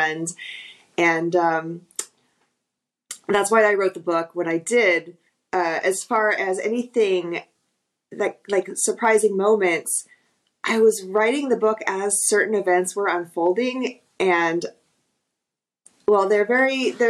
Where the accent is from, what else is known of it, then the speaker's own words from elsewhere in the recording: Texas, United States; moved away; I'm originally from Texas